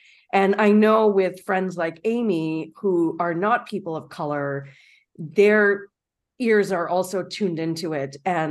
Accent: Toronto, Ontario, Canada; And I'm born and raised in Toronto.

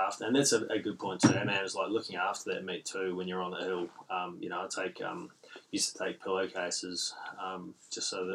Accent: Gisborne, New Zealand; now in Port Hedland, Australia; growing up in Gisborne, East Coast, North Island, NZ

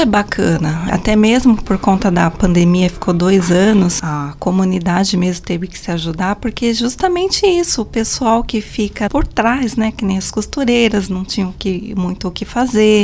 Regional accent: Guarujá, São Paulo, Brazil; moved away; Eu nasci no Guarujá, né? A paixão acho que vem de lá. E meu pai trabalhou um bom tempo no Guarujá e depois a gente acabou subindo a serra

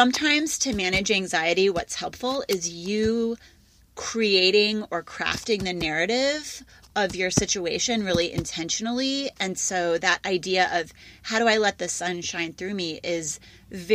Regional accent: Midwest, United States; I'm a Midwesterner.

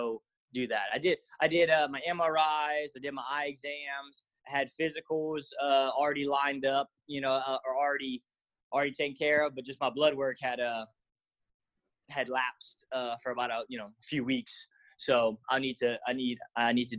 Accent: Lafayette, Louisiana, United States; I'm from Lafayette

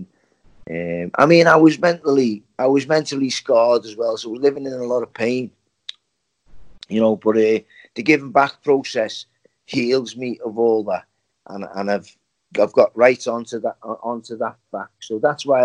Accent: Liverpool, North West England, United Kingdom; moved away; my hometown of Liverpool.

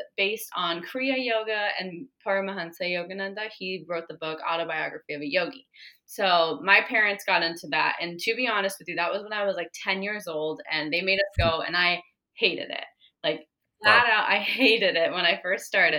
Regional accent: Arizona, United States; I was born in Arizona

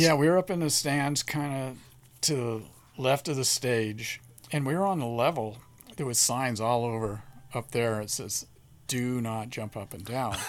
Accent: San Bernardino, California, United States; I was born in San Bernardino.

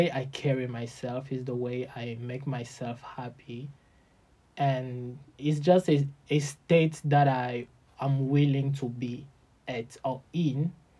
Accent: DR Congo; moved away as an adult; now in China; from DRC, and I am currently living in China, a student

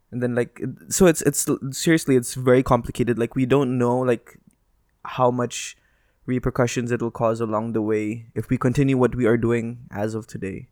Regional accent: Dubai, United Arab Emirates; I was born here, like, I couldn't, I can say, like, I was born in Dubai Hospital.

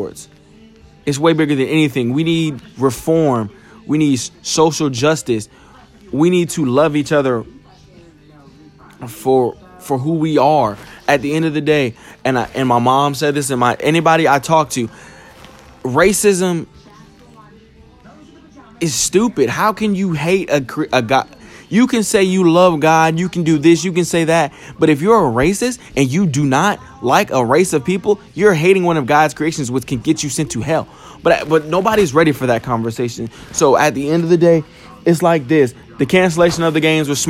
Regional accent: United States; as a young black man growing up in America

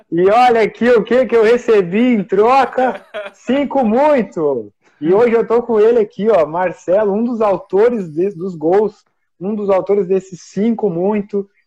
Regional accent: Novo Hamburgo, Rio Grande do Sul, Brazil; Eu sou de Novo Hamburgo, mas eu não sei essa carne, não tomo chimarrão, então não sou gaúcho de verdade.

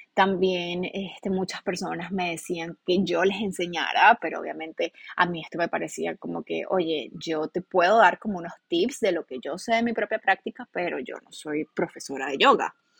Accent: Venezuela; moved away as an adult; now in United States; En realidad yo no quería estar en mi país

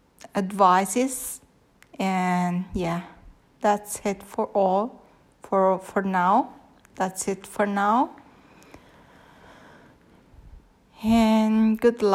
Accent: Rome, Lazio, Italy; English is a second language; I'm Italian, so my English is not gonna be that good.

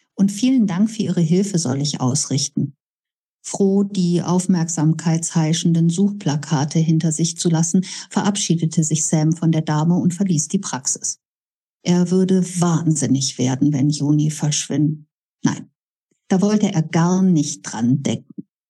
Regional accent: Bonn, North Rhine-Westphalia, Germany; Bad Godesberg tatsächlich meine Heimatstadt

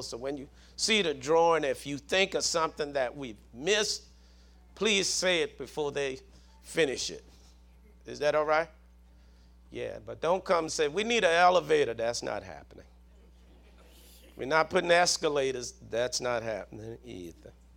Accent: Southern, United States; accent: Southern; my Southern accent

